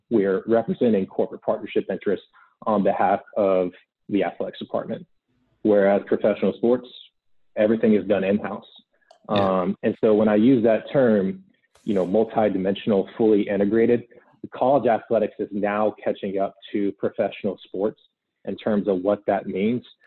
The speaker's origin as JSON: {"language": "English", "town": "Gainesville", "region": "Florida", "country": "United States", "tie": "born or raised there", "said": "born and raised in Gainesville, Florida"}